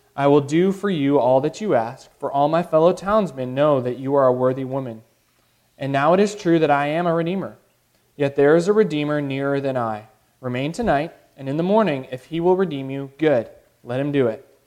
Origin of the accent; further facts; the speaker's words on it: Chicago, Illinois, United States; now in the US South; I grew up in Chicago